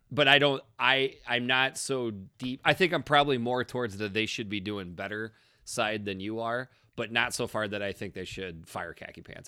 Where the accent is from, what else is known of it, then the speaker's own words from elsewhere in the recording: Iowa, United States; being from Iowa